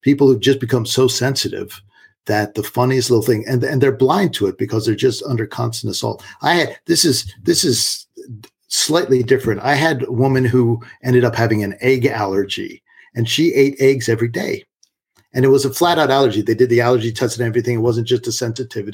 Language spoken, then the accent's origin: English; Washington, District of Columbia, United States; moved away; I grew up in Washington, D.C.